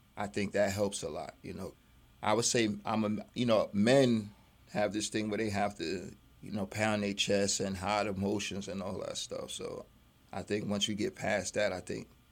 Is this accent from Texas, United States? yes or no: no; New York City, New York, United States; moved away as an adult; I'm a Brooklyn boy. I grew up in Brooklyn during some hard times